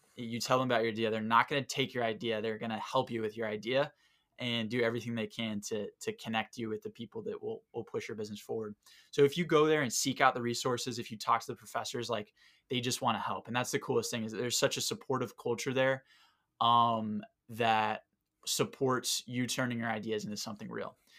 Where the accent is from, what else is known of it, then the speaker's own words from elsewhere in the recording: Southwest Florida, United States; moved away; I'm from Southwest Florida